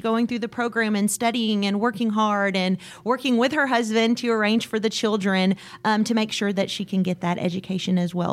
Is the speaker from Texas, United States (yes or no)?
yes; Waco, Texas, United States; I grew up here in Waco